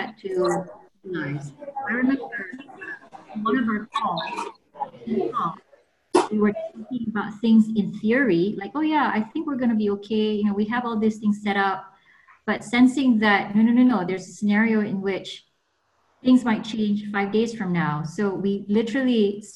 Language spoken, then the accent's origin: English; Kuala Lumpur, Malaysia; moved away as an adult; also born or lived in New York, United States; I'm like from Taman Tun originally